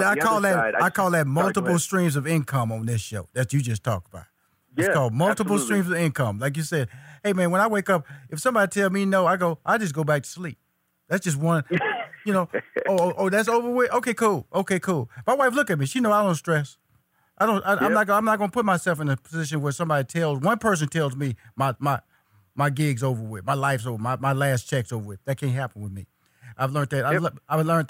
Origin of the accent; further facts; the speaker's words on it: Houston, Texas, United States; You're from Dallas, Texas. I'm from Houston, Texas.